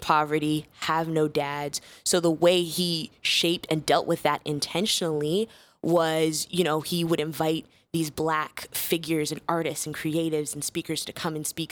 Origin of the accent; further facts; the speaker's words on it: Chicago, Illinois, United States; I was originally born and raised in, uh, Chicago on the South Side